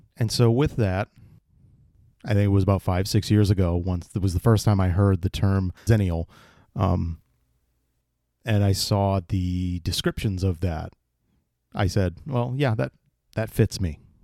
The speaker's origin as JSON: {"language": "English", "town": "East Bridgewater", "region": "Massachusetts", "country": "United States", "tie": "born or raised there", "said": "I born and raised in Massachusetts, in the town of uh, East Bridgewater"}